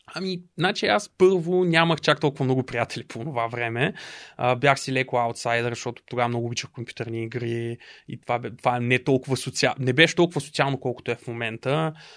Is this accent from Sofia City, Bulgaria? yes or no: no; Dobrich, Dobrich Province, Bulgaria; moved away as an adult; also born or lived in Varna; now in Sofia, Bulgaria; също така съм от Добрич